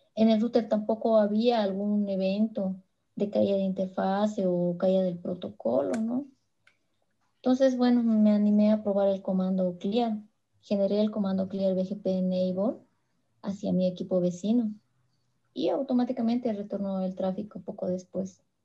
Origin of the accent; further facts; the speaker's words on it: Bolivia; soy de Bolivia